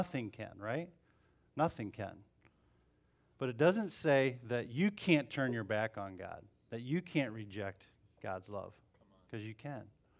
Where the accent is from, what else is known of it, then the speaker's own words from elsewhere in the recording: Bellevue, Ohio, United States; So we moved to Toledo. And we grew up in Bellevue, so it was about an hour from Toledo.